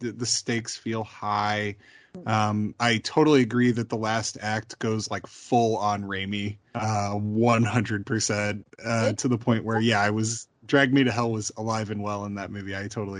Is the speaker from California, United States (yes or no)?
no; Homewood, Illinois, United States; moved away; I'm from a south suburb of Chicago